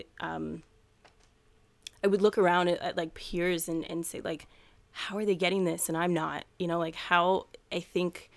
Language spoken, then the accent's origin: English; Miami, Florida, United States; also born or lived in Jamaica; growing up in Miami